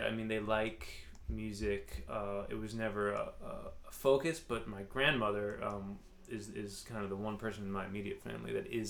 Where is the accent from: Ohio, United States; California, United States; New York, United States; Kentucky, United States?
New York, United States; Hartsdale; also born or lived in Katonah, New York; I grew up, I was born in New York City.